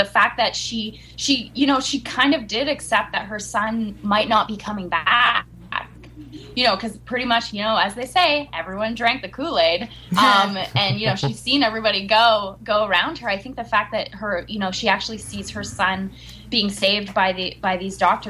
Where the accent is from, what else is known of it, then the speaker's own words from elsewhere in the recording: Montreal, Quebec, Canada; we're both from Montreal